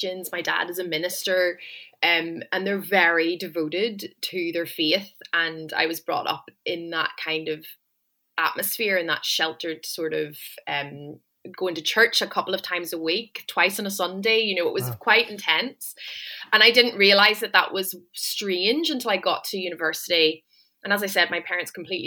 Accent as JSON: {"language": "English", "town": "Enniskillen", "region": "Northern Ireland", "country": "United Kingdom", "also_born_or_lived": "Belfast", "moved": "as an adult", "said": "I'm from Enniskillen in County Fermanagh, so a pretty rural community."}